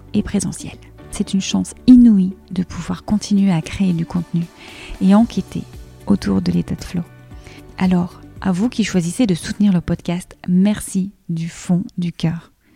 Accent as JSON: {"language": "French", "town": "Liège", "region": "Wallonia", "country": "Belgium", "said": "Tu es liégeoise et moi aussi"}